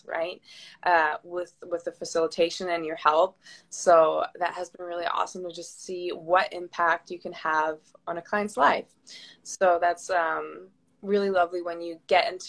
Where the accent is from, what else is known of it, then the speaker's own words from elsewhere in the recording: Germany; moved away as an adult; also born or lived in Southern California; now in California, United States; I live in beautiful Southern California, but I'm originally from Germany.